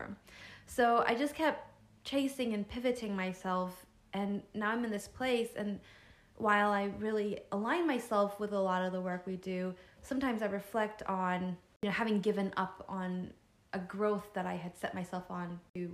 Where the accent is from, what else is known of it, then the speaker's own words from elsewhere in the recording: United States; As Asian American, Chinese American